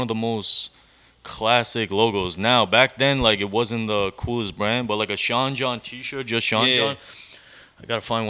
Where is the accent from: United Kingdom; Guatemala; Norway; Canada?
Canada; Toronto, Ontario; I grew up poverty. I grew up in Flemmel Park. It's, like, it's the hood out here.